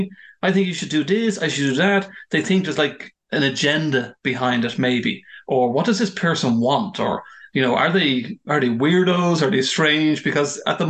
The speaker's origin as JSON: {"language": "English", "country": "Ireland", "moved": "as an adult", "said": "I'm from Ireland, but I've lived abroad for a number of years. And when I came back to Ireland"}